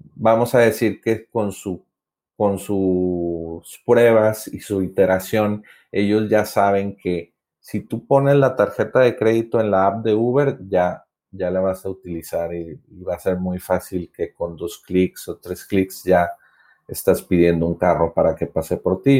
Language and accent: Spanish; Monterrey, Nuevo León, Mexico; yo soy de Monterrey, Nuevo León, México